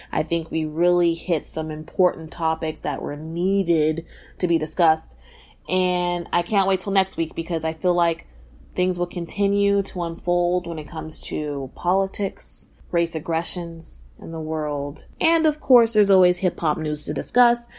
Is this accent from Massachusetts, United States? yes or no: no; Texas, United States; I'm from Texas